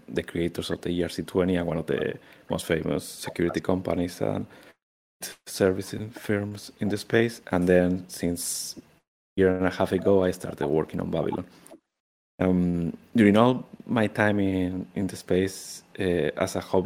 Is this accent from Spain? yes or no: yes; Spain; moved away; I'm originally from Spain, Europe